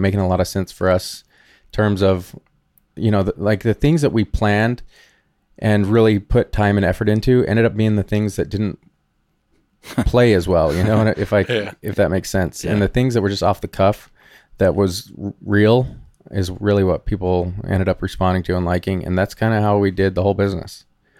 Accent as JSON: {"language": "English", "region": "Utah", "country": "United States", "tie": "born or raised there", "moved": "yes", "said": "I grew up in Utah"}